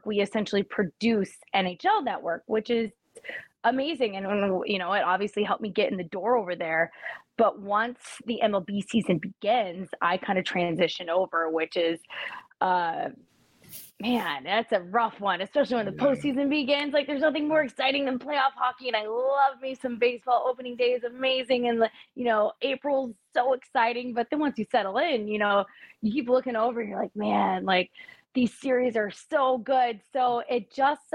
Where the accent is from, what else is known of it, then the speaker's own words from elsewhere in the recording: Denver, Colorado, United States; moved away; growing up in the Denver market, spending so much time there.